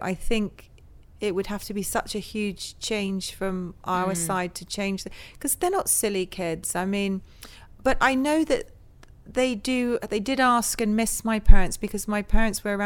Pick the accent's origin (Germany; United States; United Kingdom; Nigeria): United Kingdom; Northwood, London; we grew up there in Northwood. So okay. My parents, we lived in London, and then they moved to the then suburbs Northwood was